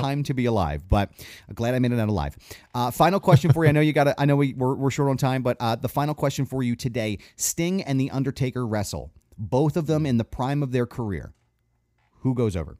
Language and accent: English; Philadelphia, Pennsylvania, United States; we're from the Philly area